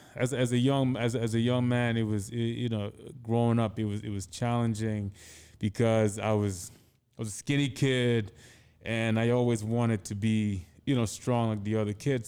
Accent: Anambra, Nigeria; moved away as an adult; also born or lived in United States / Connecticut; now in New York, United States; I grew up in Anambra State, which is in the Igbo-speaking region

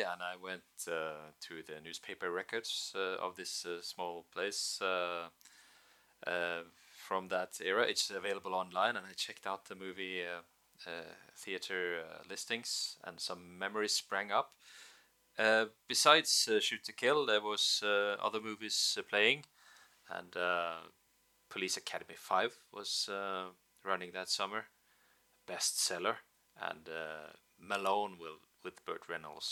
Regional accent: Norway; first language Norwegian; English is a second language; also born or lived in Bergen, Norway; I'm doing this podcast in English, which is not my first language. Being Norwegian, I speak Norwegian

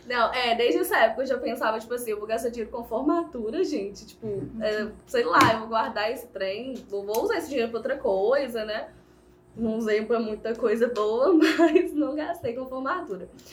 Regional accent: Viçosa, Minas Gerais, Brazil; sou daqui de Viçosa mesmo

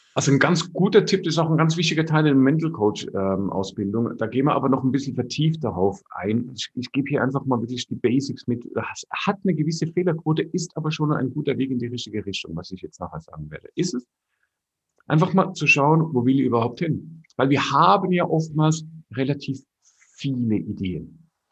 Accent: Switzerland; Bei uns in der Schweiz

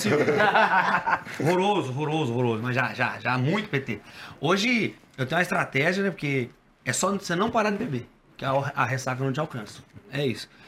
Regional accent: Agudos, São Paulo, Brazil; moved away as an adult; now in Sorocaba, Brazil; Eu sou de Agudos, nascido e criado, endividado e foragido. Eu saí de lá há uns 7, 8 anos, vim para Sorocaba

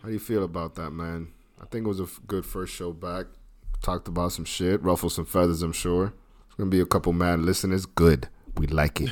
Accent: United States; as an American

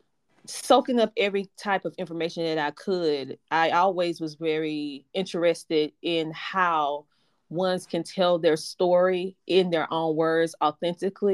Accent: Bennettsville, South Carolina, United States; I'm from a small town in South Carolina called Bennettsville. And so growing up, I was only child

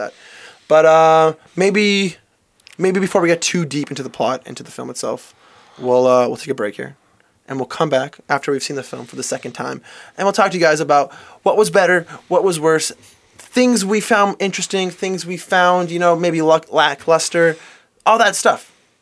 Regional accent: Canada; as a Canadian

